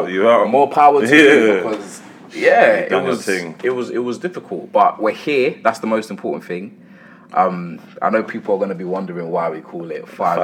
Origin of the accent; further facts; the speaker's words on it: London, United Kingdom; We're both from Islington.